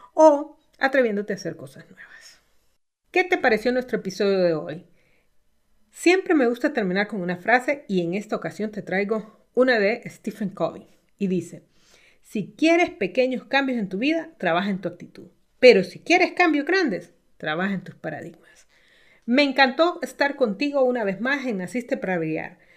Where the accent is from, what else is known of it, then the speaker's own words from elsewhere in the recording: Honduras; en mi país, en Honduras, donde vivo